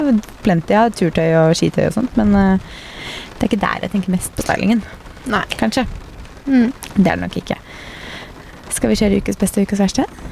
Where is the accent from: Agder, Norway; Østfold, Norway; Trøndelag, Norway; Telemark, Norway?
Østfold, Norway; Fredrikstad; now in Oslo, Norway; Hjemme i Fredrikstad